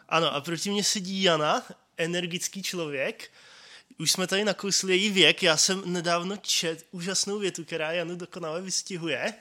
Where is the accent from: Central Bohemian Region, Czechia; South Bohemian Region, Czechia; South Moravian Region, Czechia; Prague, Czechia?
South Bohemian Region, Czechia; České Budějovice; moved away as an adult; now in Brno, Czech Republic; Já pocházím z Českých Budějovic. Tam bych chtěl žít každý, tak jsem se přestěhoval do Brna.